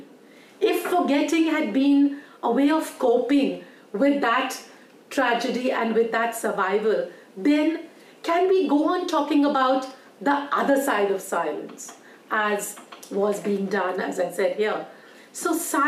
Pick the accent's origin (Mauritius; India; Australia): India; Delhi; everybody else in the refugee colony that we grew up in Delhi